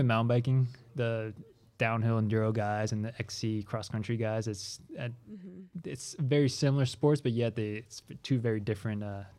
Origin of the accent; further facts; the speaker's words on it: California, United States; also born or lived in France; now in Ogden, United States; Originally from France, but I grew up in California.